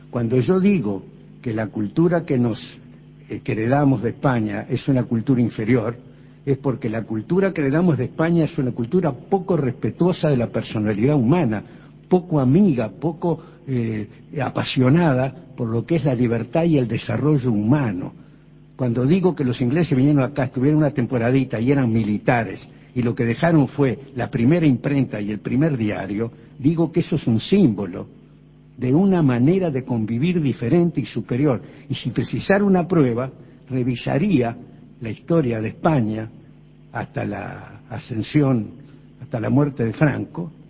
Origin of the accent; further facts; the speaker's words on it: Uruguay; Yo pienso, vos sos uruguayo y todos los que estamos aquí también.